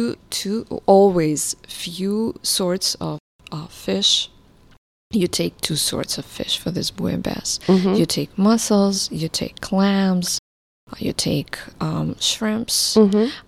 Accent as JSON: {"language": "English", "town": "Volgograd", "region": "Volgograd Oblast", "country": "Russia", "tie": "born or raised there", "second_language": "English", "said": "I used to live in Volgograd. I was born in Volgograd, which is on the Volga River."}